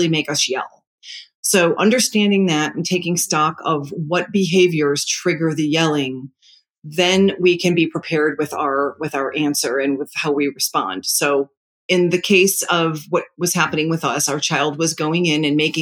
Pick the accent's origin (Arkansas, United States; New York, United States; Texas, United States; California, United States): New York, United States; I'm Italian. I'm a New Yorker